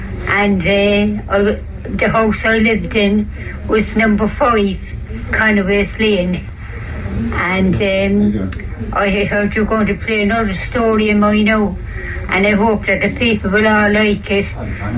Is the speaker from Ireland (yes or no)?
yes; Cork, Munster, Ireland; I was born in a tenement house in Blarney Street. 338 was the number, and my son got it wrong, and the house I lived in was number 5 Conway's Lane.